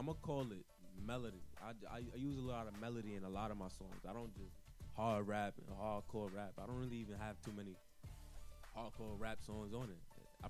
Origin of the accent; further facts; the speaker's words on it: New York City, New York, United States; moved away as an adult; also born or lived in Los Angeles; Once again, I'm from Brooklyn, East New York.